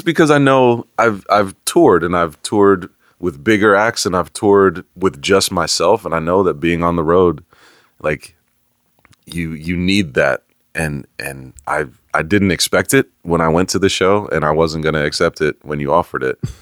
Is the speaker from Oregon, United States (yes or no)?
no; Bay Area, California, United States; now in Atlanta, United States; I grew up in the Bay Area